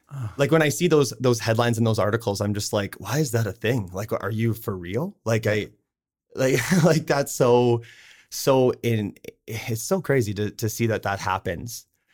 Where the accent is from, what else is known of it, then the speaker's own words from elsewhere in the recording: Saskatchewan, Canada; now in Okotoks, Canada; so I grew up in Southern Saskatchewan in a super small town.